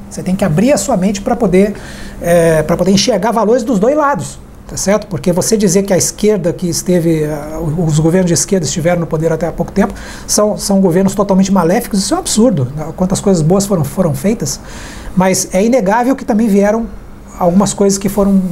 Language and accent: Portuguese; Brazil; Eu acho que o importante é, é nós, como brasileiros, nós estarmos aí é, conscientes de que cada um tem que contribuir.